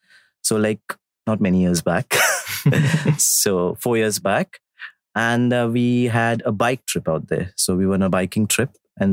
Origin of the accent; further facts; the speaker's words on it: North Goa, India; I'm from the north